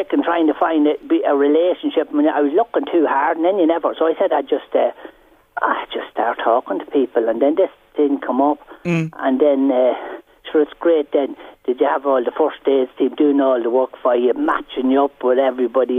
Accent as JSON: {"language": "English", "area": "Carrickmacross, Monaghan", "region": "Ulster", "country": "Ireland", "moved": "yes", "lives_now": "County Meath, Ireland", "said": "I come from Carrick myself in Monaghan. Well, I'm living in County Meath now"}